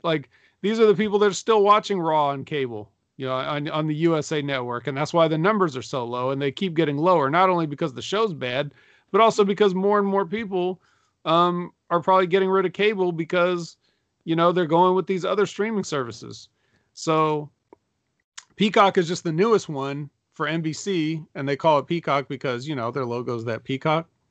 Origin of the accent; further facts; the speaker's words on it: Sacramento, California, United States; I'm from Sacramento, too